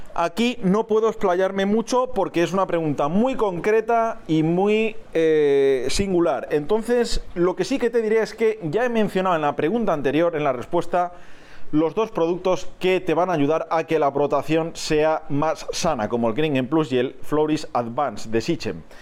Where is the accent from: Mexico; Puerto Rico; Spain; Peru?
Spain; donde yo resido, en mi país